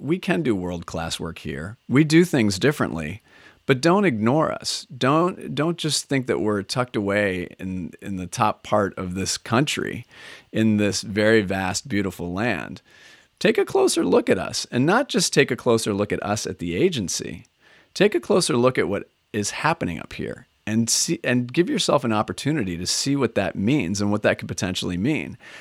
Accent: Minnesota, United States; moved away as an adult; also born or lived in Edina, Minnesota; now in Oregon, United States; As a native Minnesotan myself

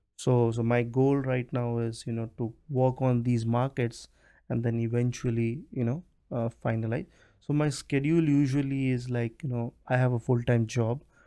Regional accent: India; also born or lived in United States; now in Canada; I'm from India

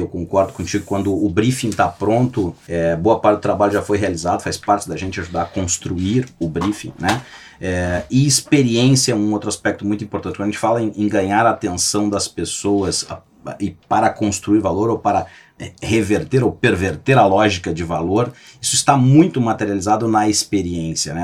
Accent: Gaúcho, Rio Grande do Sul, Brazil; nós somos gaúchos

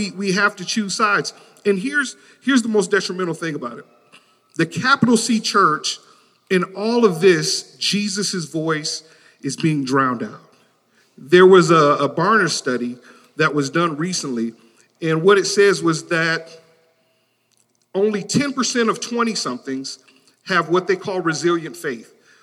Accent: Detroit, Michigan, United States; I grew up in Detroit, Michigan

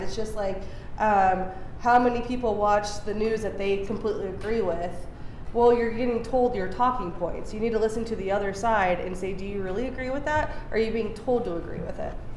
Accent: United States; I love my hometown. I love Barton County.

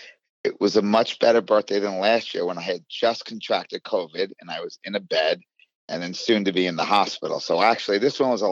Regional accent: Long Island, New York, United States; Well, I grew up on Long Island, and in the years of 1980 to 84, I was in high school.

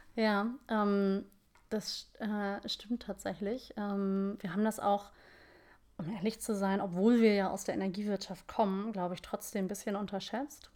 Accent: Hamburg, Germany; ich bin äh, echte Hamburgerin

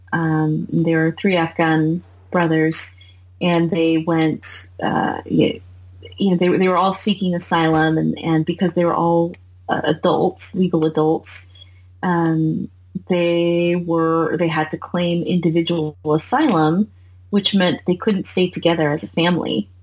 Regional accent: United States; I'm 100 American, 100% American, like born and raised

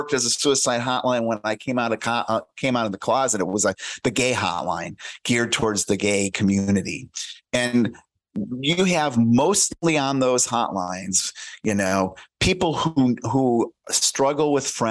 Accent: United States

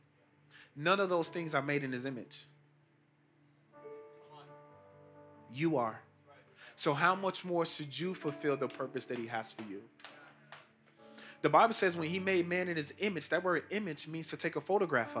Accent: Chicago, Illinois, United States; I'm from Chicago, not even 17 miles from here. I grew up in the housing projects called Augale Gardens

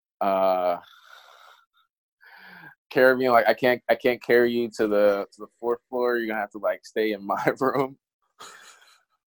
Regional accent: United States; I'm American. So I was also, like, one of the few Americans

